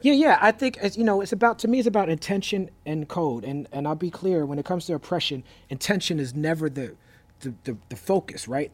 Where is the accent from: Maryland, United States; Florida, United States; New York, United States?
New York, United States; New York City; I grew up in New York City, raised by educators